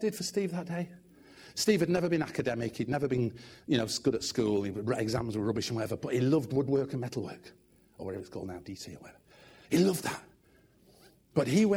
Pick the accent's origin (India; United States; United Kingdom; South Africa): United Kingdom; Manchester, North West England; assistant pastor in the church I grew up in Manchester